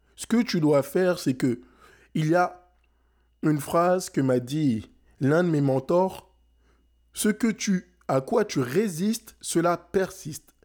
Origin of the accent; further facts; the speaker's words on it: France; now in Montreal, Canada; je suis né en France, j'ai grandi en France. Mes parents sont sénégalais